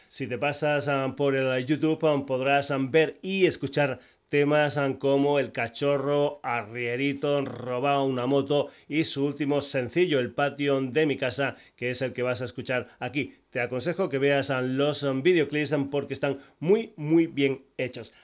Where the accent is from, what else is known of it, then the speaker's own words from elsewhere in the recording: Burguillos del Cerro, Extremadura, Spain; gente de Extremadura, de mi tierra, muy muy cerquita de mi pueblo, Burguillos del Cerro